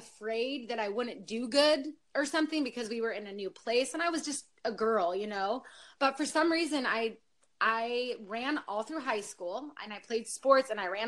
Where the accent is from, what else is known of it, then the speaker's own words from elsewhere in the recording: Northern California, United States; I grew up in Northern California up in the mountains